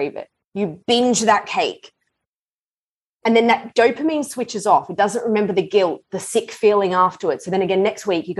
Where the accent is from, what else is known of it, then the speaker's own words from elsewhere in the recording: Australia; moved away as an adult; also born or lived in London, United Kingdom; now in Los Angeles, United States; I grew up in Australia